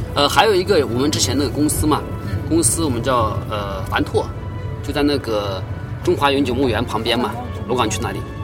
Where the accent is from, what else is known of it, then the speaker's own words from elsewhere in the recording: Shaanxi, China; now in Guangzhou, China; 陕西的。